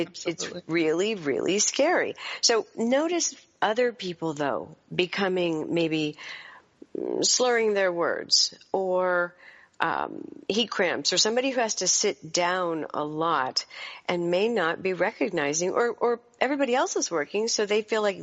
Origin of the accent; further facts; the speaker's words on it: Chesapeake Bay area, United States; I grew up sailing on the Chesapeake.